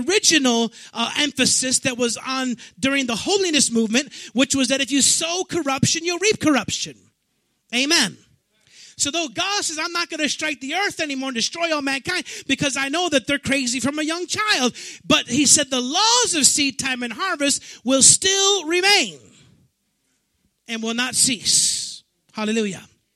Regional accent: Chicago, Illinois, United States; I'm from Chicago

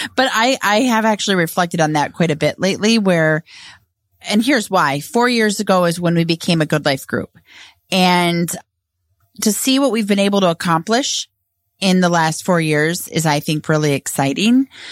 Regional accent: Edina, Minnesota, United States; grew up in Edina

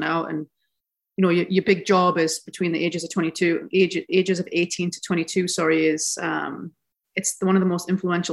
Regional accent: Newcastle upon Tyne, North East England, United Kingdom; moved away as an adult; also born or lived in United States; being from Newcastle

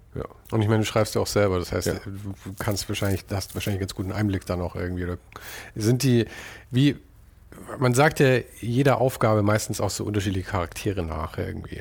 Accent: Munich, Bavaria, Germany; moved away; also born or lived in Los Angeles; Ich komme aus München

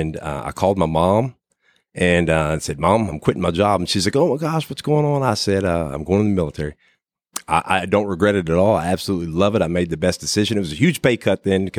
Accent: Huntington, West Virginia, United States; I'm originally from Huntington, West Virginia, a little small town in West Virginia, but I guess it's a big city for West Virginia.

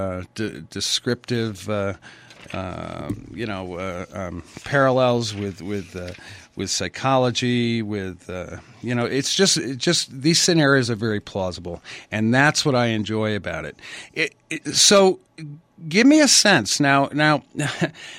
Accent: Stamford, Connecticut, United States; I grew up in Stamford, Connecticut during the 50s and 60s

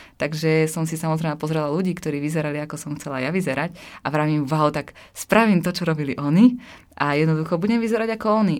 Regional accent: Slovakia; som zo Slovenska a mhm. vyrastala som e, v takej malej dedinke.

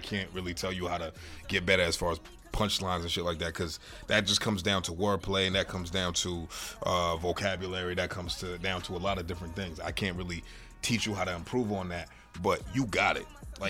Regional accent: Boston, Massachusetts, United States; I grew up on Rector Road, right up the street from you.

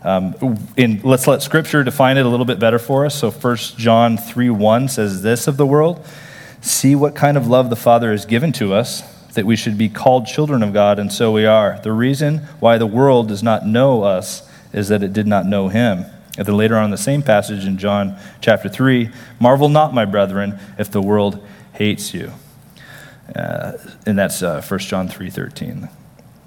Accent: Texas, United States; I'm from Texas. So, okay, I'm a Texan

